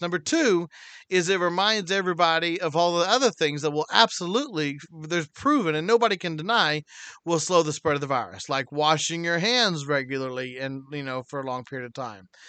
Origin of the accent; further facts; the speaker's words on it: United States; God blessed me to be born in America